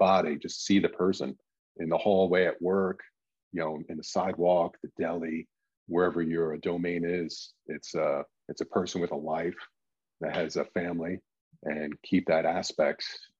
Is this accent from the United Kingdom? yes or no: no; Ireland; That's what's great about, you know, being Irish, is Irish funerals.